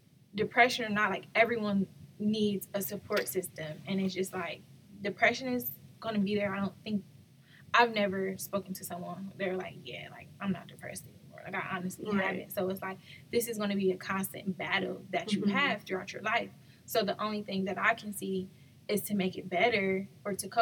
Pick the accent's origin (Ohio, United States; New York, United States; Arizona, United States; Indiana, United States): Ohio, United States; Cleveland; my hometown is Cleveland, Ohio